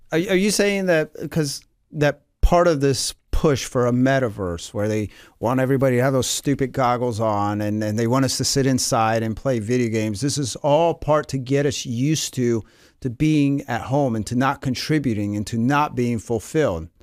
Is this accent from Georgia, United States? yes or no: yes; Atlanta, Georgia, United States; moved away; also born or lived in Havre, Montana; I grew up in the South. I grew up in Atlanta